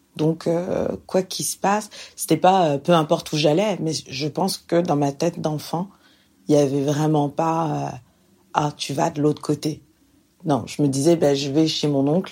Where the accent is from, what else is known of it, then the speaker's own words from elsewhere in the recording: France; moved away as an adult; now in Montreal, Canada; je suis française